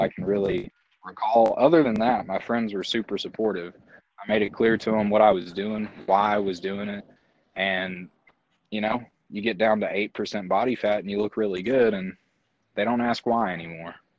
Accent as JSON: {"language": "English", "area": "Larue County", "region": "Kentucky", "country": "United States", "tie": "born or raised there", "said": "I grew up in Larue County"}